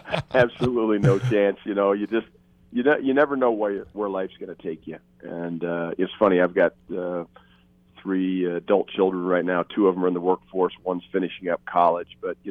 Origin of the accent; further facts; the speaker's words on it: Greeley, Colorado, United States; moved away as an adult; bring me all the way back to my home state and the flagship university in the state